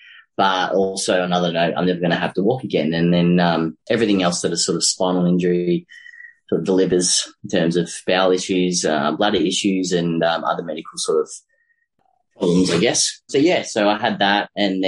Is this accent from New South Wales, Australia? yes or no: no; Melbourne, Victoria, Australia; So I'm originally from Melbourne, but it's more specifically sort of the northeastern suburbs, like a little area sort of called Eltham, which I live there now. I've actually born near there and then moved back there.